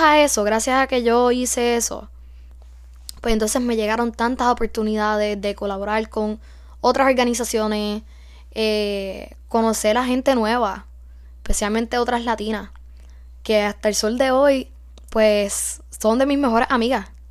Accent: Puerto Rico; moved away as an adult; Siendo freshman, puertorriqueña, en una universidad en los Estados Unidos, donde somos minoría

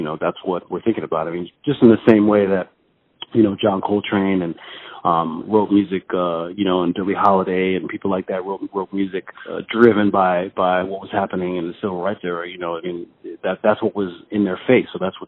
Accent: New Haven, Connecticut, United States; also born or lived in London, United Kingdom; I mean, I was born in London, and I left there when I was about six, and I traveled with my mother, of course, and we traveled around a lot of places and finally settled in Connecticut when I was about 11.

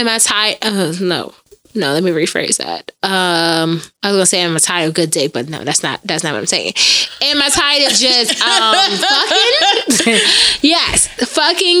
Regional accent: New York, United States; I'm from New York

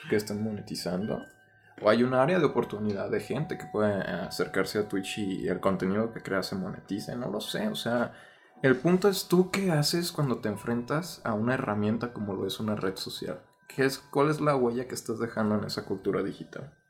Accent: Mexico; el amor incondicional de la raza, güey, de decir unir tantos contextos y decir, esto me representa como mexicano

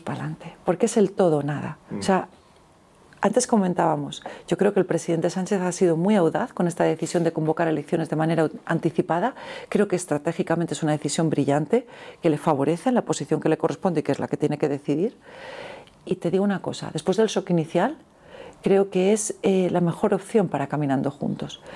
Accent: Alicante, Valencian Community, Spain; also born or lived in Andalusia; soy alicantina de origen, pero políticamente soy andaluza

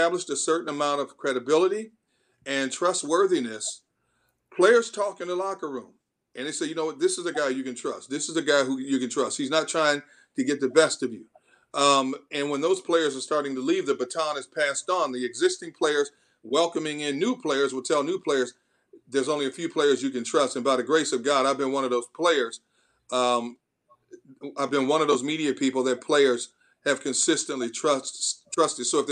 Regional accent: Milwaukee, Wisconsin, United States; moved away as an adult; also born or lived in San Diego / Pittsburgh; now in Philadelphia, United States; I grew up watching Earl Gillespie on CBS Channel 6 in Milwaukee when I was a kid

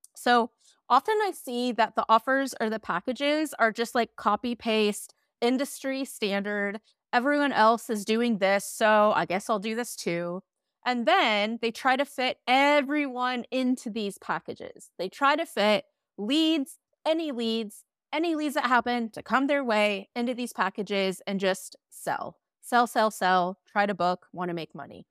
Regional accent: Midwest, United States; I'm from the Midwest

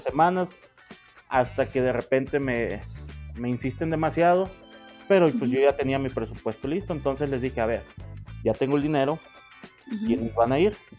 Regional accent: Sinaloa, Mexico; moved away as an adult; now in Mexico City, Mexico; nacido en el norte de México y actualmente viviendo lo que es en el centro, en la capital

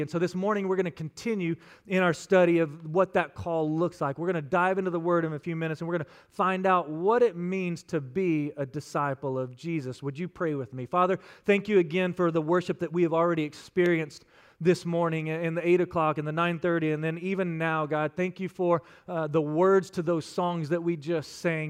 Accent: West Texas, United States; I'm from West Texas, and out there we like to keep it simple

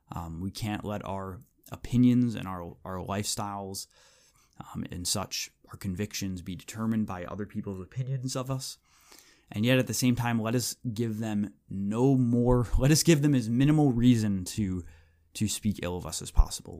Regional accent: United States; we as American evangelicals

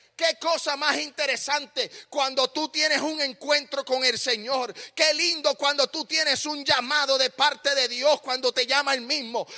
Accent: Puerto Rico; moved away as an adult; also born or lived in Smyrna, Tennessee / San Juan, Puerto Rico; now in United States; Yo nací en Puerto Rico

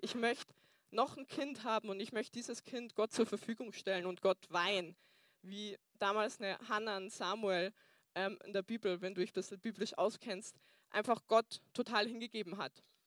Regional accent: Burghausen, Bavaria, Germany; moved away; Ich komme ursprünglich aus Burghausen, deswegen habe ich mir auch einen Dintel anzogen, dass ihr wisst, ähm, ich bin aus Bayern

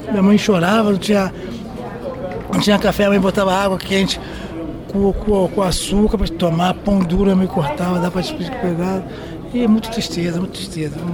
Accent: Rio de Janeiro, Brazil; now in São Paulo, Brazil; Não, eu moro no Rio de Janeiro, sou carioca e vim para cá, para São Paulo, que é um lugar bom, sossegado, paz

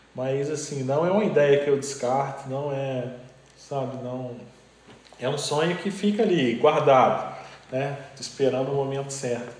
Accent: João Monlevade, Minas Gerais, Brazil; eu sou de Molevade

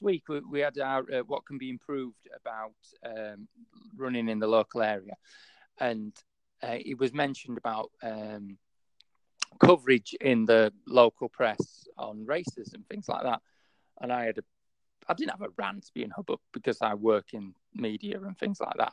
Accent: Yorkshire and the Humber, United Kingdom; accent: Yorkshire; My Yorkshire accent

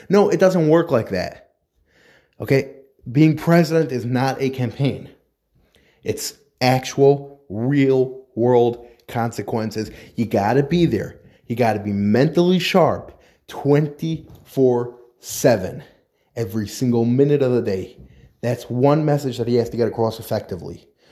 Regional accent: New York, United States; now in New Jersey, United States; I come from New York. I live in New Jersey now, but I come from New York

